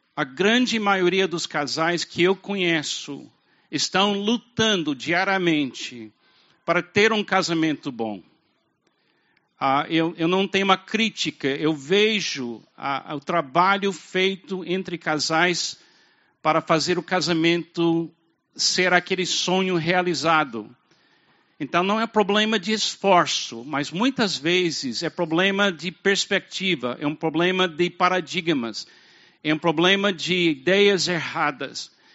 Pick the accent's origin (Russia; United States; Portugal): United States; Portuguese is a second language; moved away as an adult; also born or lived in Brazil; now in Fortaleza, Brazil; eu venho dos Estados Unidos